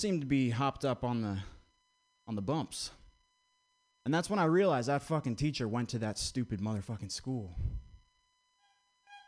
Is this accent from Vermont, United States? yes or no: yes; Vermont, United States; I grew up in Vermont